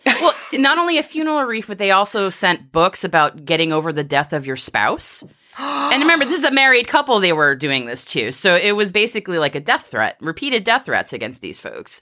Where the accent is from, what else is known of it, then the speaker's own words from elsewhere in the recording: Massachusetts, United States; the spirit of America, A K A Massachusetts, my home state.